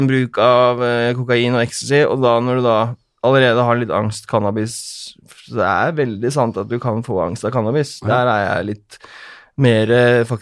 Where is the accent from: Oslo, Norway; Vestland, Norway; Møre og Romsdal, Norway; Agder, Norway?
Oslo, Norway; det er der jeg er fra, vet du.